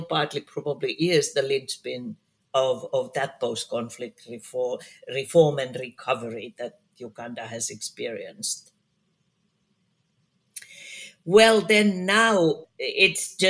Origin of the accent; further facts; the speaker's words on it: Finland; I work a lot in my home country, Finland